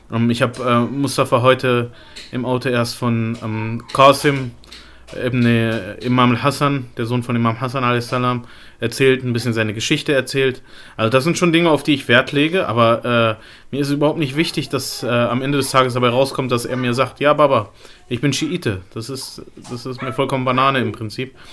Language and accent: German; Lebanon; Also gerade im Libanon, wo ich herkomme, jetzt, es gibt auch viele